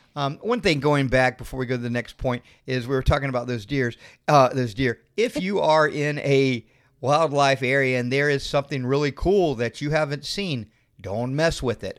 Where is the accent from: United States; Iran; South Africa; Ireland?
United States; Florida; we're from Florida